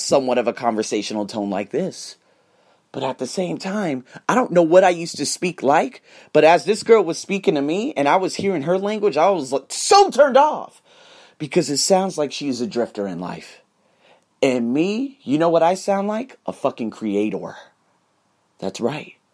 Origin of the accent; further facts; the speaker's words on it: United States; I'm American